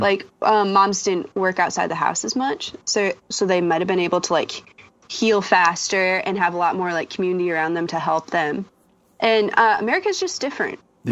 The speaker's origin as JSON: {"language": "English", "region": "western North Dakota", "country": "United States", "tie": "born or raised there", "moved": "as an adult", "lives_now": "St. Paul, Minnesota, United States", "said": "I grew up on the western side of North Dakota"}